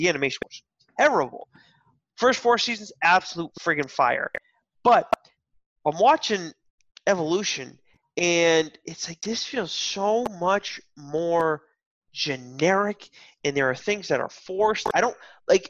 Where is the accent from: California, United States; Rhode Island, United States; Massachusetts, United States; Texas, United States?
Massachusetts, United States; Westport; moved away as an adult; also born or lived in Chicago; I'm from Westport, Massachusetts, which is a good hour and 15 minutes south of Boston.